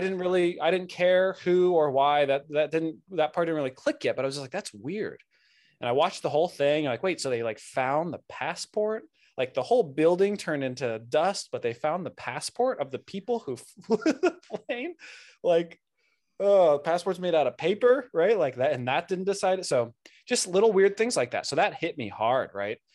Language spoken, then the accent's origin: English; Santa Barbara, California, United States; I grew up in Santa Barbara, Southern California